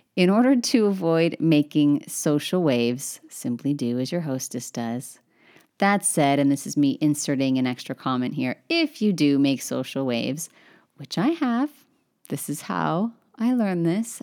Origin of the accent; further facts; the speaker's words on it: Northern California, United States; I'm from Northern California